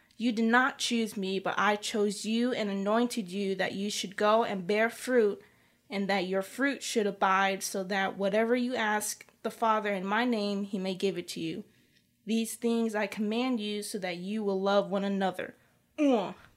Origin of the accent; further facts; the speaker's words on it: South Carolina, United States; my home state